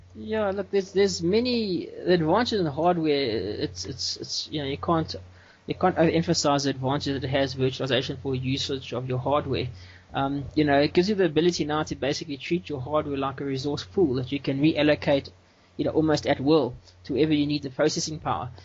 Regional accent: South Africa; I'm from South Africa

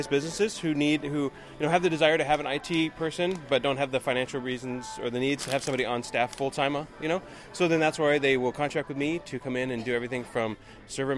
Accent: Portland, Oregon, United States; I'm from Portland area

